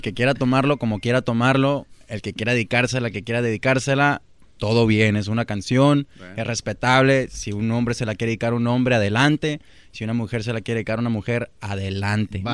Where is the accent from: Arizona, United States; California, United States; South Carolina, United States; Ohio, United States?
Arizona, United States; Tucson; de allá de donde soy yo, Tucson, Arizona